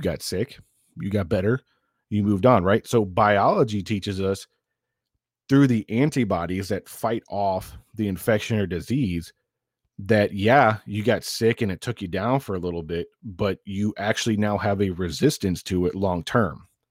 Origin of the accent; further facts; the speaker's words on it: the South, United States; moved away; also born or lived in northern New York; I grew up in the South